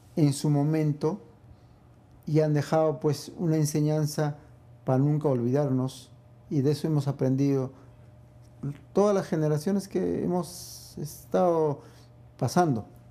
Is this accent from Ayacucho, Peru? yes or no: no; Arequipa, Peru; now in New York, United States; en mi país, que es Perú